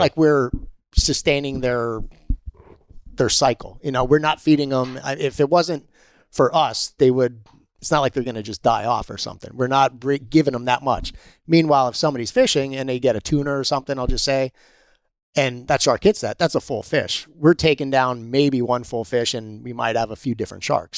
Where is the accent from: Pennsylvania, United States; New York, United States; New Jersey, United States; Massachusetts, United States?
Pennsylvania, United States; moved away; I'm originally from Pennsylvania